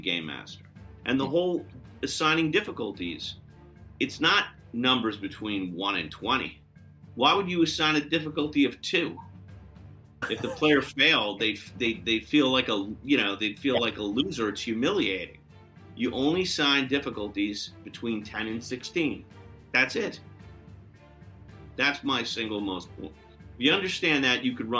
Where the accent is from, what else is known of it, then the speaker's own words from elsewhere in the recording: New York City, New York, United States; we grew up in New York City